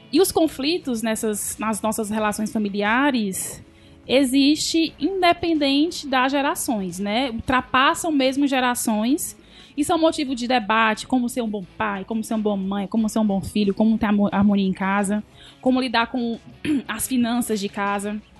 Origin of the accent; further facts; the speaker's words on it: Sobral, Ceará, Brazil; now in Fortaleza, Brazil; Sou de Sobral.